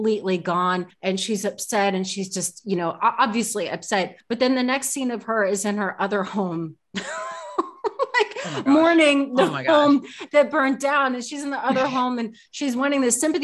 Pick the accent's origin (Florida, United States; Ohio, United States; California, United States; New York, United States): California, United States; in California, my home state